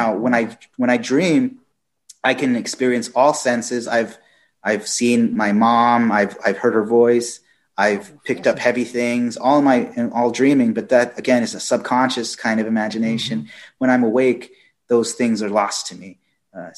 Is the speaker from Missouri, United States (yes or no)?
no; Fort Worth, Texas, United States; I was born in Fort Worth, Texas.